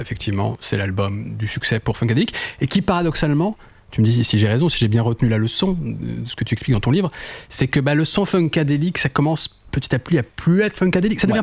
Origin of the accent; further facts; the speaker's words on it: France; en tant que Français